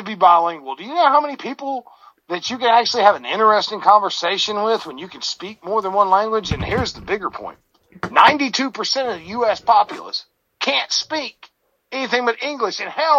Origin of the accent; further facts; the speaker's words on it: Georgia, United States; I'm from Georgia. I'm not from Alabama.